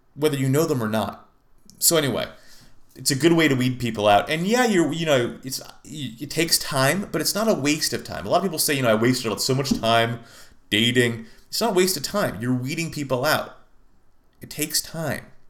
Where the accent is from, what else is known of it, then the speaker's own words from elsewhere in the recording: Lafayette, California, United States; now in Phoenix, United States; my hometown of, La- hometown of Lafayette, California